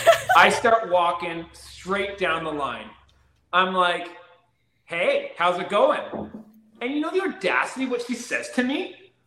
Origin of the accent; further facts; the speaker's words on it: Canada; In all fairness, I'm Canadian too, right?